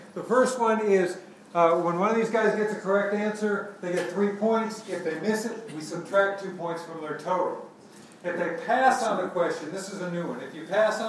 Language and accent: English; New York City, New York, United States; I'm from New York City. How many people have heard of New York City?